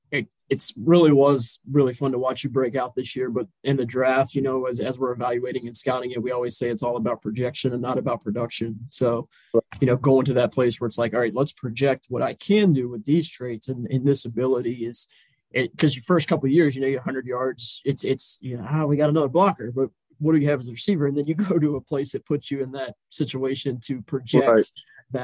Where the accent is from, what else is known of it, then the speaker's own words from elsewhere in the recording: Richmond, Virginia, United States; I'm from Richmond, Virginia, so just a couple miles down the road.